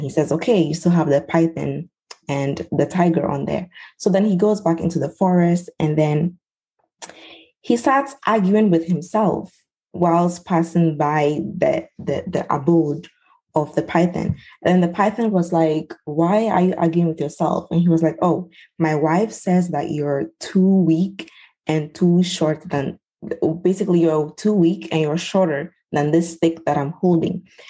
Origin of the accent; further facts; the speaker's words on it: Ghana; I'm from Ghana. I am from the Ewe tribe